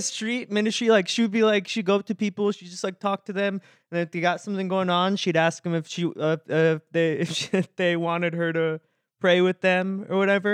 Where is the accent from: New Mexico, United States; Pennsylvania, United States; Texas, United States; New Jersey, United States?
Texas, United States; I grew up in Texas